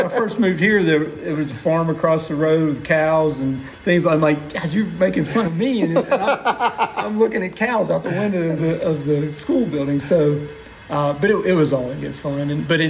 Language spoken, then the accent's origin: English; Huntington, West Virginia, United States; Well, kind of all over the place, but for the most part, Huntington, West Virginia. Went to Marshall University and then came down here in the late 80s